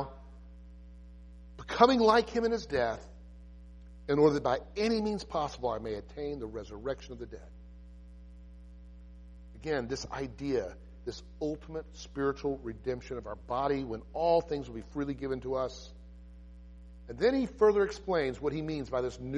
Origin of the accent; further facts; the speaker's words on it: United States; I love our homeland. I'm an American